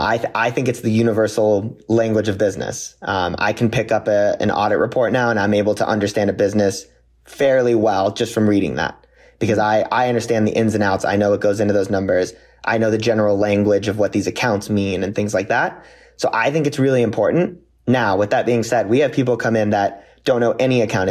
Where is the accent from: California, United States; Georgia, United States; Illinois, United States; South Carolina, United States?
California, United States; Santa Clarita; also born or lived in Ohio; now in Los Angeles, United States; I grew up, born and raised in Santa Clarita, California.